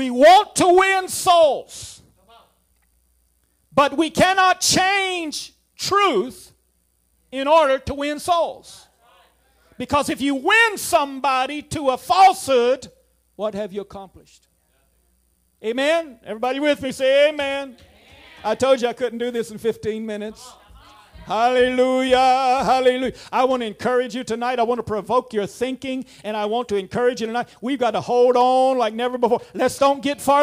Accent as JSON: {"language": "English", "country": "United States", "also_born_or_lived": "Suriname", "said": "I'm an American"}